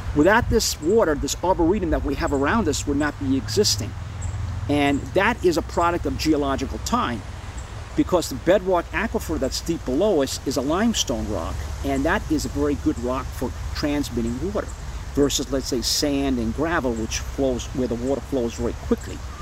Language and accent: English; New York City, New York, United States; now in Pittsfield, United States; I grew up in New York City